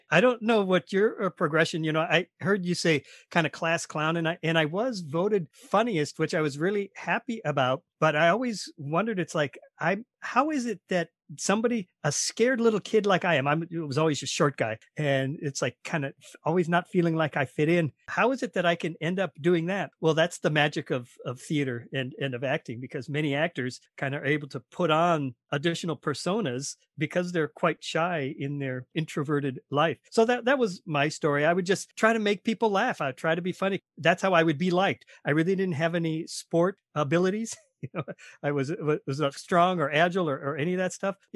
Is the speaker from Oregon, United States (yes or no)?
no; Minnesota, United States; I'm from Minnesota. We went to high school together.